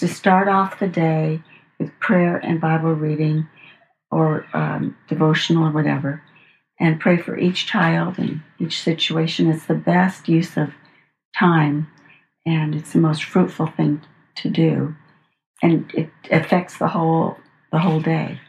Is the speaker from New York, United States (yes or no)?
no; Los Angeles, California, United States; also born or lived in Arcadia; i grew up in uh, los angeles my father was a home builder